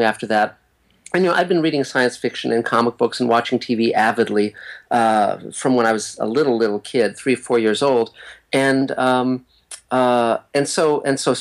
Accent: Los Angeles, California, United States; also born or lived in Santa Monica; I was born in Santa Monica and grew up in West Los Angeles in the Beverlywood section of LA.

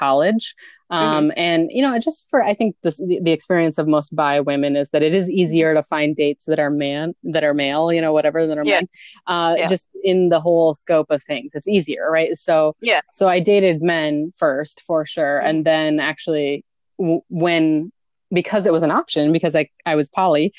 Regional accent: near Appleton, Wisconsin, United States; also born or lived in Milwaukee, Wisconsin; my hometown is a really, really tiny, like 2,000 people near Appleton, Wisconsin.

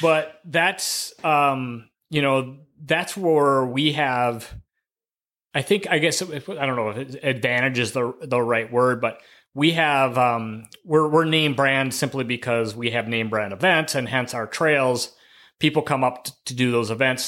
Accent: River Falls, Wisconsin, United States; also born or lived in Eau Claire, Wisconsin / Montana; I grew up in River Falls, Wisconsin

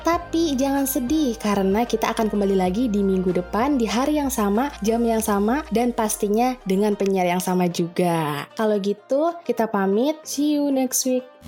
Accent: Jakarta, Indonesia; gue orang Jakarta

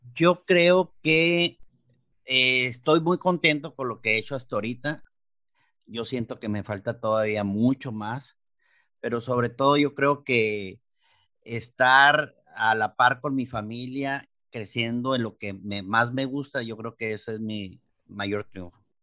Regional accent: Mexicali, Baja California, Mexico; soy de acá, raza de Mexicali, Baja California

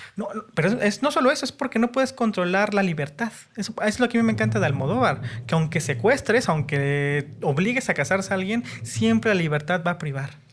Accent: Mexico City, Mexico; Soy chilango puro también.

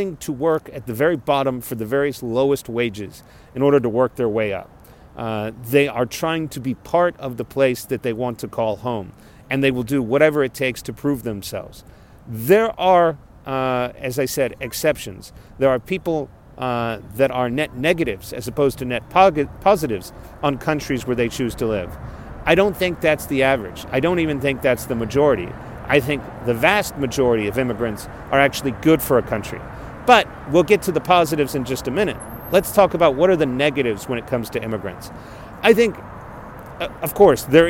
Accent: South Texas, United States; moved away as an adult; Growing up in South Texas

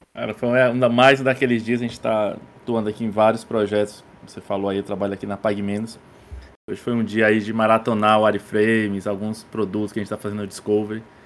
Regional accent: Crateús, Ceará, Brazil; Eu sou cearense, é, nasci na cidade do interior do estado aqui chamada Crateus.

